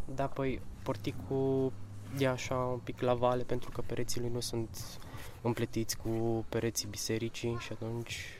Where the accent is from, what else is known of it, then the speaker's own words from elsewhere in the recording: Baia Mare, Maramureș County, Romania; moved away as an adult; now in Cluj-Napoca, Romania; 23 de ani și vin din Baia Mare, studiez la Cluj, tot arhitectura